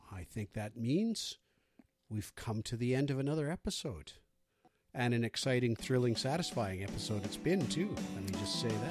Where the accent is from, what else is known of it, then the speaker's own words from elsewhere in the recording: British Columbia, Canada; we're average British Columbians